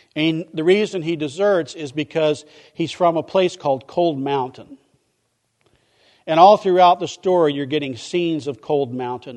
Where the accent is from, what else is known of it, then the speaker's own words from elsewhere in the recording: Midwest, United States; now in Vero Beach, United States; I grew up in the Midwest where a good neighbor is somebody who cut their yard and nobody else's.